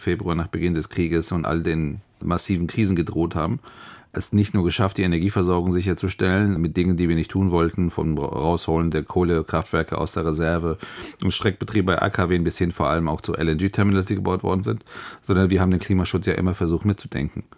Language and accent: German; Hesse, Germany; gerade ich als Hesse